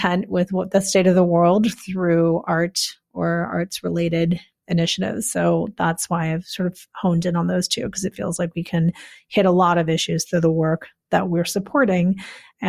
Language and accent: English; Chicago, Illinois, United States; I was raised outside of Chicago in the suburbs.